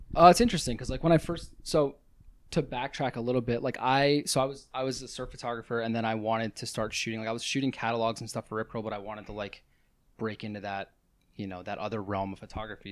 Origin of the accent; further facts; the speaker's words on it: Pennsylvania, United States; moved away as an adult; also born or lived in Santa Barbara / Venice, Los Angeles; now in Los Angeles, United States; where I grew up in Pennsylvania, it's about forty-five minutes from the shore